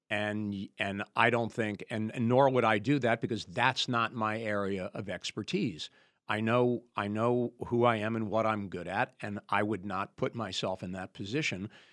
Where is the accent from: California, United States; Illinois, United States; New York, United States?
New York, United States; moved away; I grew up right outside New York City